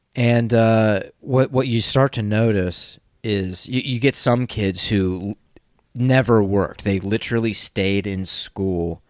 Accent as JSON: {"language": "English", "country": "United States", "tie": "born or raised there", "said": "growing up in America"}